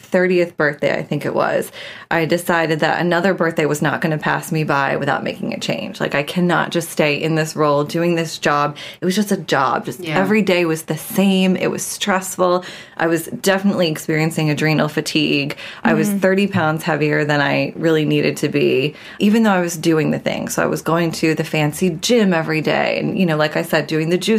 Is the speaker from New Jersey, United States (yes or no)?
yes; New Jersey, United States; moved away; I grew up in New Jersey. I'm from the East Coast originally